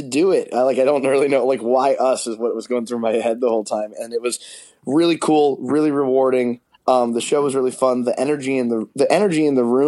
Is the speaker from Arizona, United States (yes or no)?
yes; Arizona, United States; moved away as an adult; also born or lived in Detroit, Michigan / Phoenix, Arizona; now in Los Angeles, United States; I was born in Detroit, and then I grew up in Arizona for a little bit. And then we started the band in Arizona